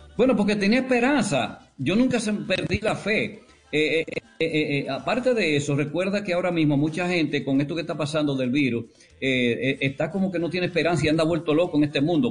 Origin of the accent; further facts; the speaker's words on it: La Vega, Dominican Republic; moved away; also born or lived in Río Verde / San Francisco de Macorís / Puerto Rico; yo soy de La Vega